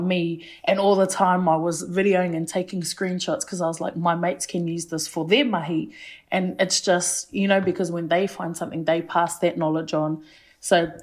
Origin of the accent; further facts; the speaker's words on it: Waimana, Bay of Plenty, New Zealand; where I grew up in Waimana, that's about 15, 20 minutes out of town.